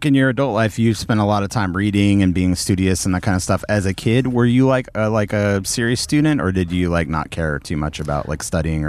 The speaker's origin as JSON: {"language": "English", "area": "lower LA beach area", "region": "Southern California", "country": "United States", "tie": "born or raised there", "also_born_or_lived": "North County, San Diego", "said": "Like, I grew up in Southern California in the lower LA Beach area."}